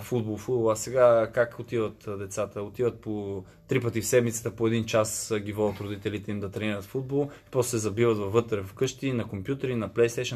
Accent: Gorni Bogrov, Sofia City, Bulgaria; moved away as an adult; also born or lived in Italy; съм от село Горни Богров, което е много близко до София

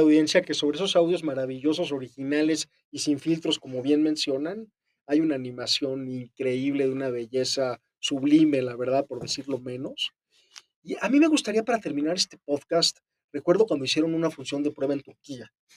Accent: Mexico; como audiencias mexicanas

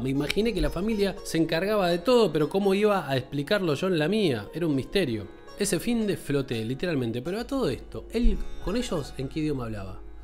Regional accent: Córdoba, Argentina; moved away as an adult; soy un negro de Córdoba

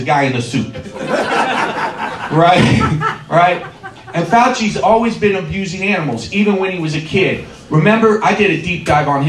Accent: Covington, Ohio, United States; moved away as an adult; also born or lived in California; I grew up in Covington. And I lived in Covington for pretty much till I was 20

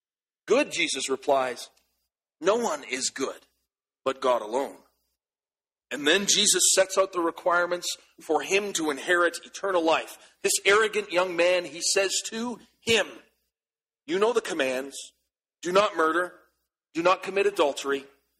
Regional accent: Canada; As Canadian soldiers, we are reminded that every time we put on our uniform, we have an unlimited liability to give up all

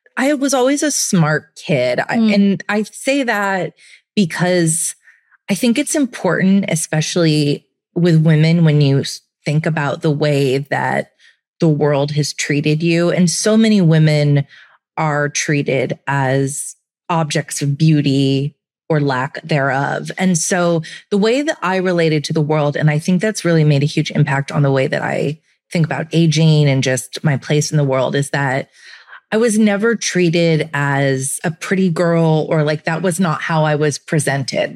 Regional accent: Santa Cruz, California, United States; now in New York, United States; I grew up in Santa Cruz, which is a beach town

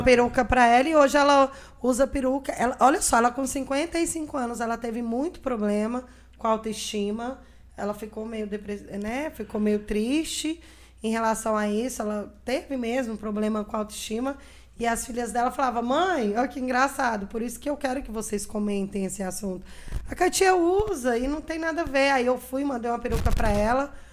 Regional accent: Brasília, Federal District, Brazil; moved away as an adult; also born or lived in Arinos, Minas Gerais; now in Três Marias, Brazil; Aí mudamos para Brasília, eu tinha seis anos de idade e voltei para Três Marias com 34 anos

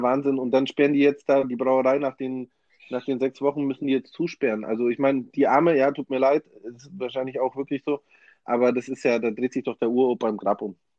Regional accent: Germany; bei uns in Deutschland

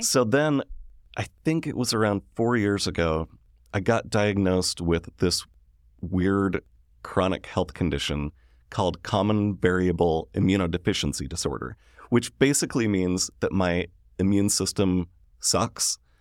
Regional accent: Sandy, Utah, United States; I grew up in Sandy, Utah.

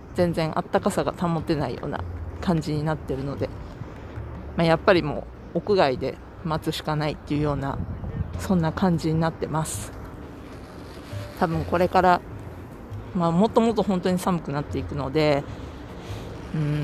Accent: Japan; moved away as an adult; now in United States; 日本で生まれ育ってきた私

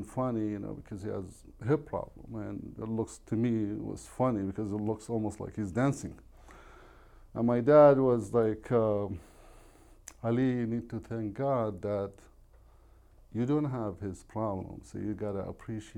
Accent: Iraq; first language Arabic; English is a second language; now in United States; we grew up in Iraq.

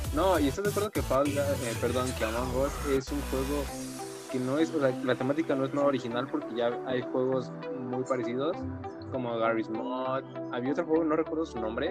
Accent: Mexico

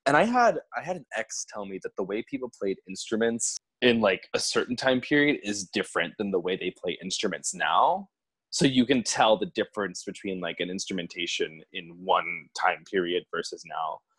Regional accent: Florida, United States; moved away as an adult; also born or lived in Virginia; now in New York City, United States; I'm from Florida. I went to Florida State.

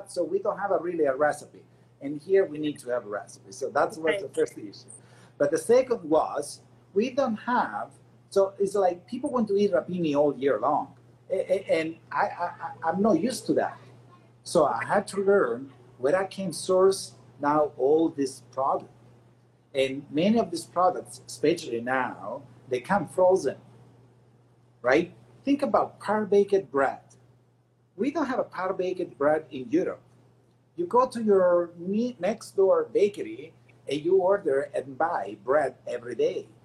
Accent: Canada; as a North American people, not as American because we are Canadian and I'm proud Canadian.

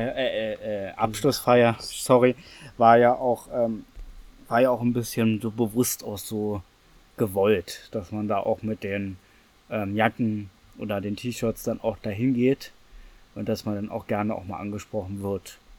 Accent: Berlin, Germany; Ich bin in Reinickendorf groß geworden.

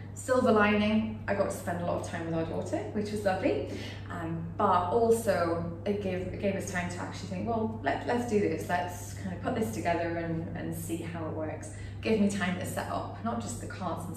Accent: United Kingdom; moved away as an adult; now in Singapore; I'm British

